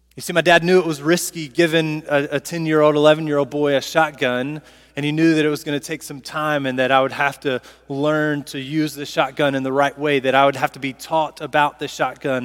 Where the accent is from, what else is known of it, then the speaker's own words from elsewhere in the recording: Southaven, Mississippi, United States; I'm from South Haven, Mississippi